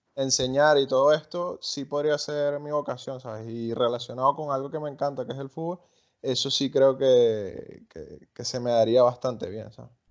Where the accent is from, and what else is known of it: Venezuela